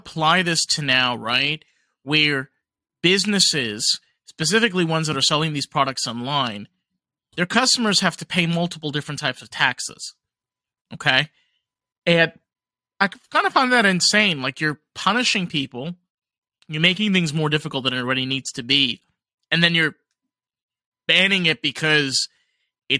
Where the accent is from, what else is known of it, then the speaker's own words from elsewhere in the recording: New York City, New York, United States; I'm Jewish, man. I'm from Brooklyn. You know, I'm from New York. We use Yiddish and English and combine it